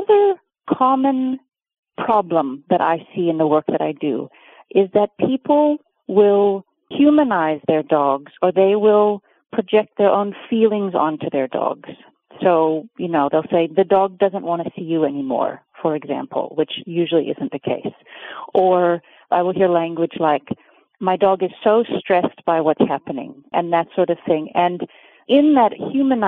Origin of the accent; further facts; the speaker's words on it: Oregon, United States; now in Cape Town, South Africa; So I was born in Oregon, and I grew up in Oregon, but I actually live in South Africa